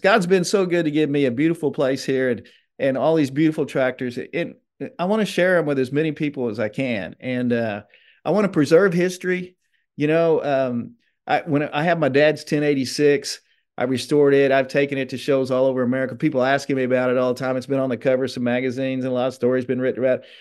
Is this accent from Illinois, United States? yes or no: yes; Benton, Illinois, United States; moved away as an adult; now in Osceola, Georgia, United States; I'm an Illinois boy. I lived in s-, Southern Illinois for forty-eight years